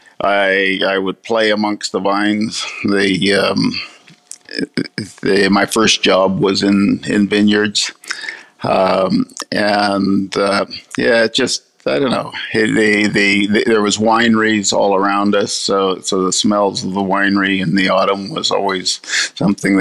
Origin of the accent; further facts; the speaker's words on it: California, United States; now in Australia; I grew up in vineyards in California